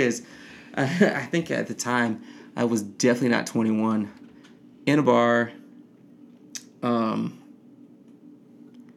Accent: Detroit, Michigan, United States; I'm from Detroit

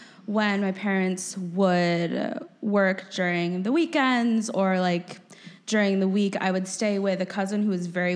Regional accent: Minnesota, United States; moved away; I grew up in Minnesota, which is super cool, but not obviously compared to Chicago

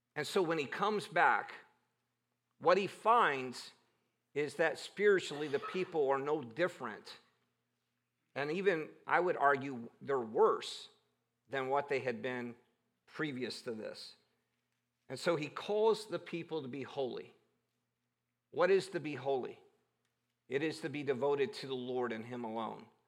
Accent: Cleveland, Ohio, United States; growing up in Cleveland

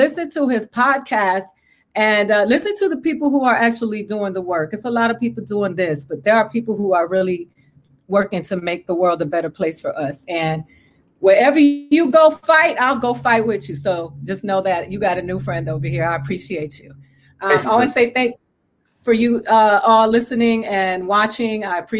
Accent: Puerto Rico; also born or lived in Dominican Republic; No, I come from Puerto Rico and the Dominican Republic, where anti-Blackness and racism

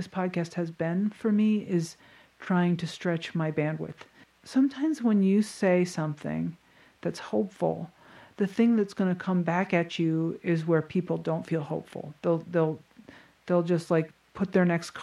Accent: a pretty wealthy town in Connecticut, United States; my hometown

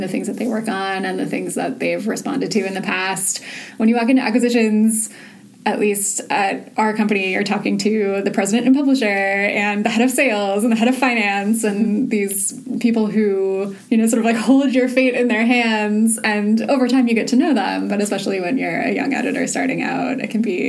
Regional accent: Southern California, United States; also born or lived in Orange County; now in New York, United States; I grew up in Southern California

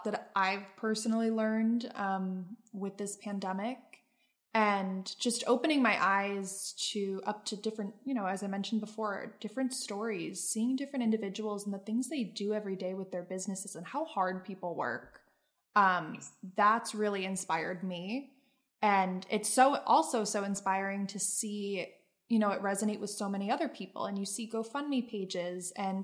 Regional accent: Pennsylvania, United States; now in New York, United States; back home in my home state of Pennsylvania

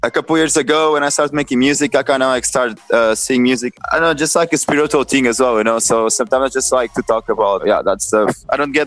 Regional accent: Caldas da Rainha, Leiria District, Portugal; moved away as an adult; also born or lived in Lisbon; So like I'm from Caldas da Rainha. That's like this really like small town in Portugal. And when I was 18, like I moved from Caldas da Rainha to Lisbon

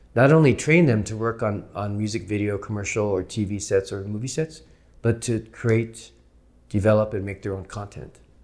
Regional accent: San Jose, California, United States; now in Los Angeles, United States; my twin brother and I growing up in San Jose

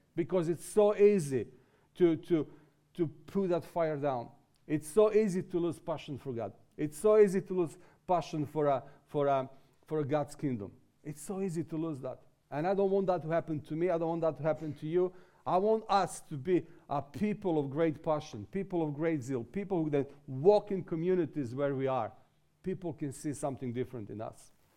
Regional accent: Serbia; also born or lived in England; this is my way to come out from Serbia

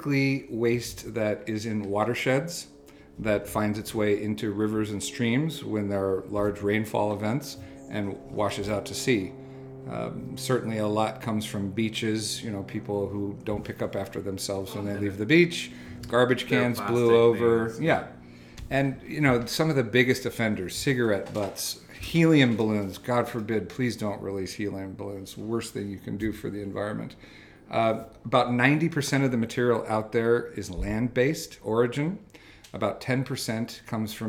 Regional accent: Santa Cruz, California, United States; Born and raised in Santa Cruz, California

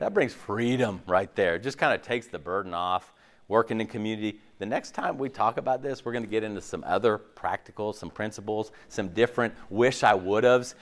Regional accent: West Coast, United States; moved away as an adult; also born or lived in Tallahassee, Florida; now in Clemson, United States; I grew up on the West Coast.

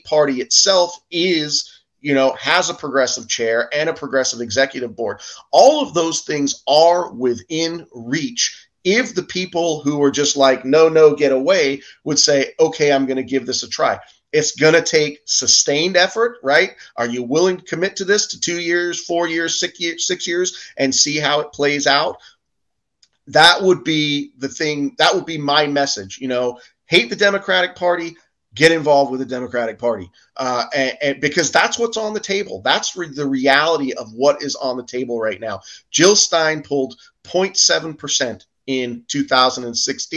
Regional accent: England, United Kingdom; now in United States; I grew up in England

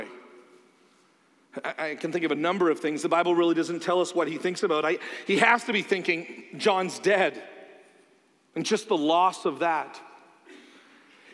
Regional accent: Canada; now in United States; I'm Canadian

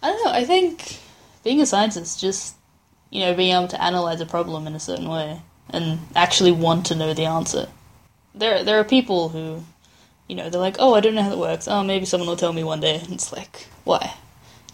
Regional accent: Adelaide, South Australia, Australia; moved away; travel back to Adelaide in my hometown

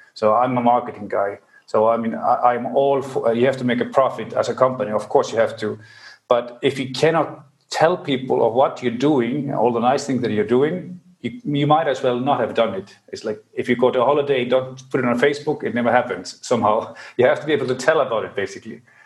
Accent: Reykjavik, Capital Region, Iceland; I'm from Reykjavik, Iceland

